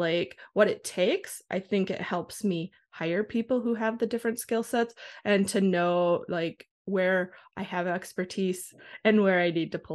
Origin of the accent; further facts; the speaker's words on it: Wisconsin, United States; now in Minnesota, United States; I grew up in Wisconsin